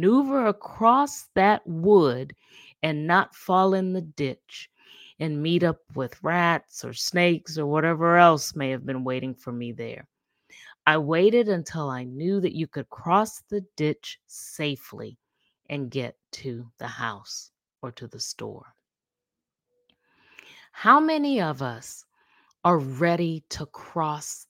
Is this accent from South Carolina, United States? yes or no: yes; Charleston, South Carolina, United States; I grew up in Charleston, South Carolina